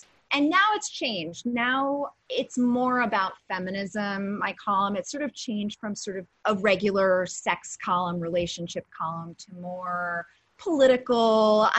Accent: New York City, New York, United States; also born or lived in California; Yes, I'm an original Manhattanite. And I lived in California for 6 years. And then I lived on the Upper West Side for a little bit. And now I am back in Soho.

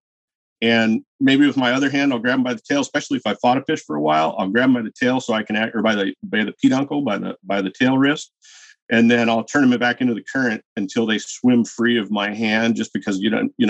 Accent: Washington, United States; I grew up in Washington State killing hatchery fish

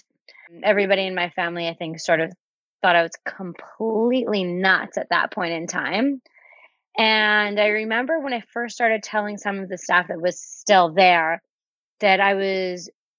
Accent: Canada; also born or lived in Miami, United States / Winnipeg, Canada; I was on a work visa in the States, being that I'm Canadian

